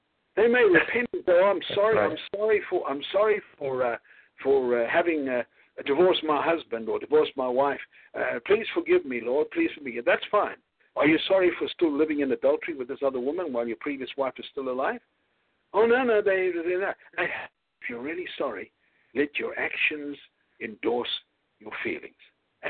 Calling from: Houston, Texas, United States; I'm speaking from Houston.

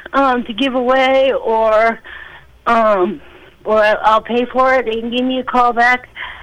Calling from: Rumford, Maine, United States; also born or lived in Norway, Maine; I'm calling from Rumford.

